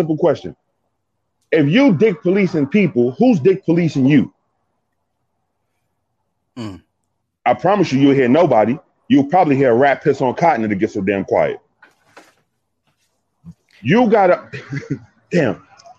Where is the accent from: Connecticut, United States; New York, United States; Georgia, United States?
New York, United States; I'm from New York, in the streets of New York